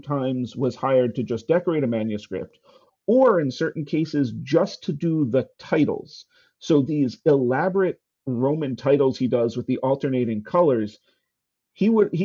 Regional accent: Baltimore, Maryland, United States; I grew up in Baltimore, where the Walters Art Gallery exists

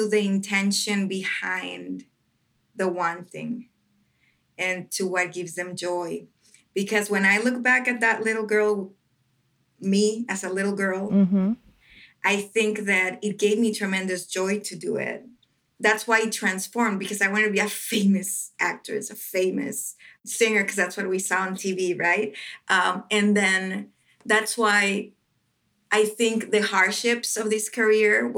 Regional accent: Ciudad Juárez, Chihuahua, Mexico; English is a second language; moved away as an adult; also born or lived in Metro Detroit, United States; now in Detroit, United States; my hometown in Juarez, Mexico

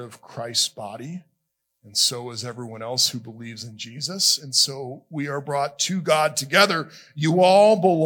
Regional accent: South Florida, United States; moved away as an adult; also born or lived in Alabama / Nashville; When I grew up in South Florida, I said, you guys, a lot.

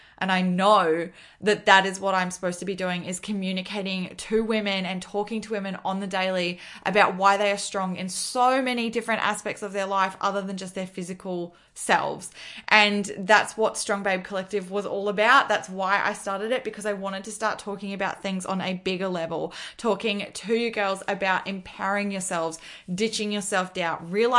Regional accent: Australia; also born or lived in Gold Coast, Queensland; I am from Australia

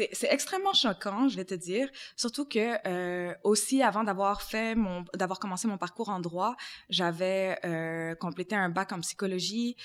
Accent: Montreal, Quebec, Canada; j'ai grandi aussi dans le quartier de Montréal-Nord

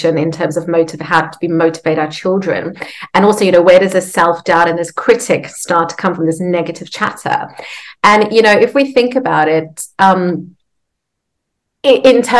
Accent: South Africa; So I grew up in South Africa.

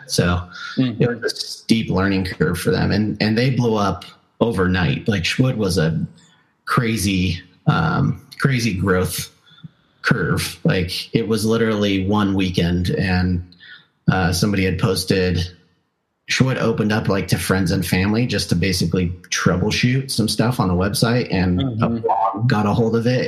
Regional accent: Southern California, United States; I grew up in Southern California

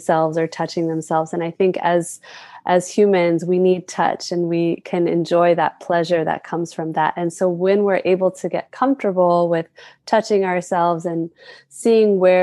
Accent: North Carolina, United States; now in Hawaii, United States; I was born and raised in the United States on the mainland in North Carolina

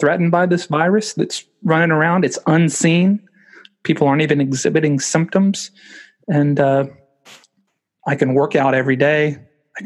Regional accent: United States; moved away as an adult; now in United Kingdom; growing up in America

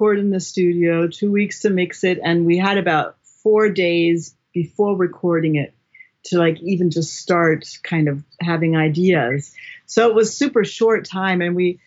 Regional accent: New York, United States; now in Berlin, Germany; I'm from New York

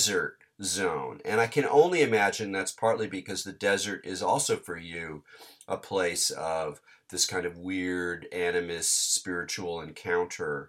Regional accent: Southern California, United States; growing up in Southern California

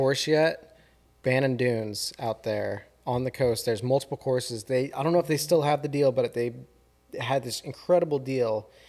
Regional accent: South Florida, United States; Growing up in Florida, flat, a lot of water.

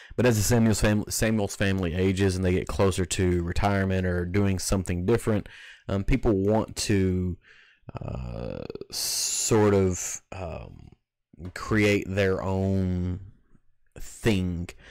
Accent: Kentucky, United States; growing up in Kentucky, it's the whiskey that, that I cut my teeth on

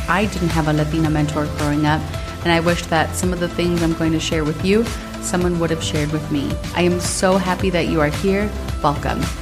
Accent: Minnesota, United States; growing up in Minnesota

